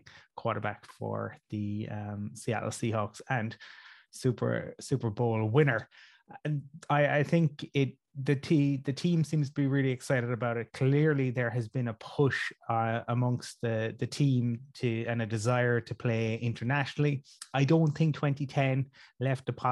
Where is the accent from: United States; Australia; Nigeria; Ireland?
Ireland; we are your Irish brethren